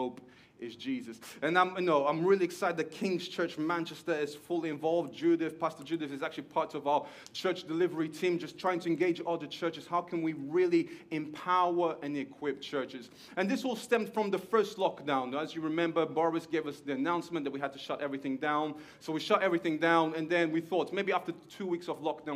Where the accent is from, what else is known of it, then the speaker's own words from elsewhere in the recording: Portugal; moved away as an adult; now in Stockport, United Kingdom; you can hear there's a little something in my accent, because there is that I am Portuguese. I was born in Portugal.